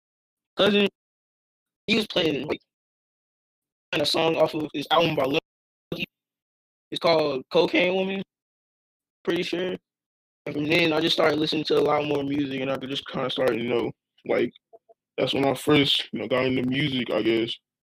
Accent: Dallas, Texas, United States; I'm from Dallas, Texas.

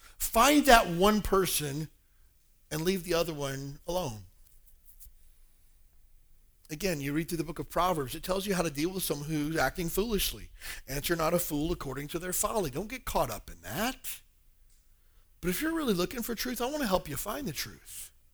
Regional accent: Alabama, United States; I grew up in Alabama, and every other church was a Baptist church

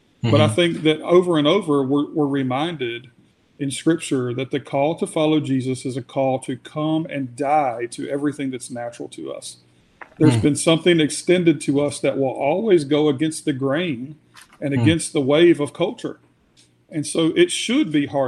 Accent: United States; we're American

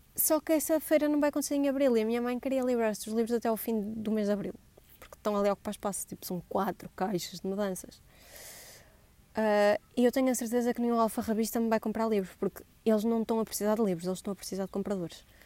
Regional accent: Vila Nova de Gaia, Norte, Portugal; accent: Gaia; also born or lived in Coimbra; deixo de ter sotaque de Gaia

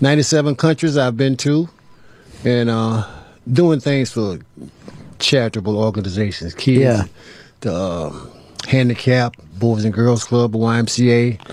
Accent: North Carolina, United States; In North Carolina.

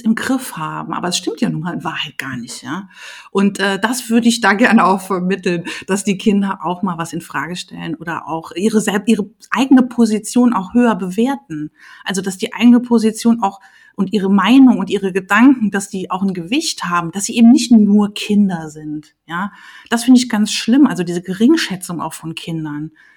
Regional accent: Saarland, Germany; moved away as an adult; also born or lived in Leipzig / Trier; Also ich äh, bin aus dem Saarland, habe in Leipzig studiert, ähm, lebe aber hier wieder so seit 2004

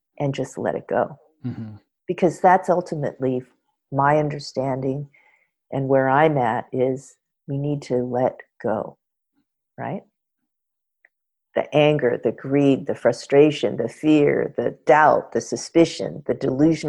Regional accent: Los Angeles, California, United States; having been born and raised in Los Angeles

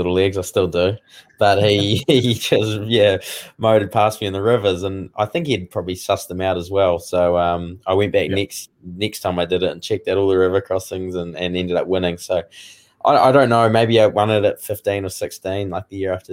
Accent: Woodend, Canterbury, New Zealand; When I was younger, I grew up out in North Canterbury in Woodend

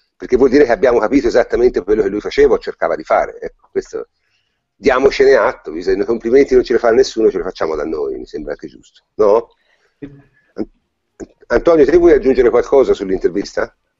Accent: Tuscany, Italy; essendo toscano

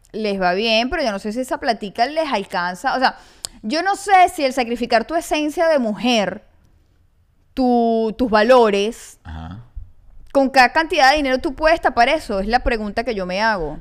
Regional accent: Maracaibo, Zulia, Venezuela; yo sí soy maracucha.

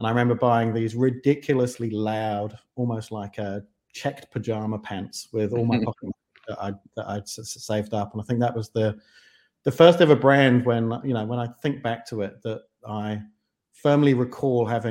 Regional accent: London, United Kingdom; moved away as an adult; also born or lived in Kent; now in New Zealand; I grew up in the grungier parts of southeast London. So Deptford, Lewisham, Greenwich

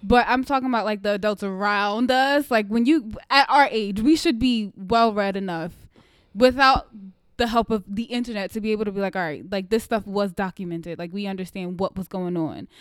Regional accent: United States; as an American

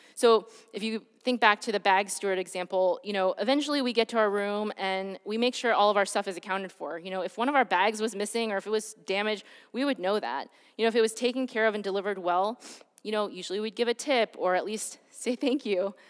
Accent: Detroit, Michigan, United States; I grew up in Michigan, um, and in Detroit, at the time when I was growing up

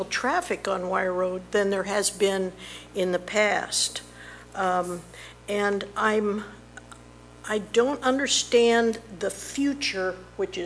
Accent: Fairfax County, Virginia, United States; now in Zephyrhills, United States; I am from Fairfax County, Virginia, but I've moved down here

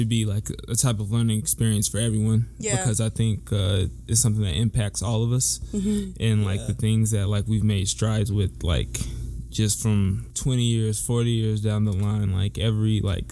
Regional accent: Denver, Colorado, United States; I'm from Denver

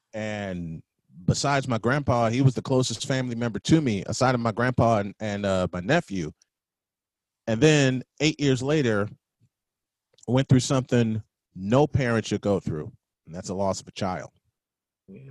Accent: Chicago, Illinois, United States; I'm from the South Side. I'm a born and bred

